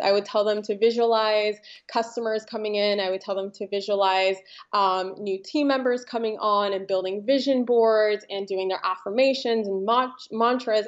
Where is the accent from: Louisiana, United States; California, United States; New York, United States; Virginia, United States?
California, United States; Los Angeles; also born or lived in Ukraine; I grew up in Los Angeles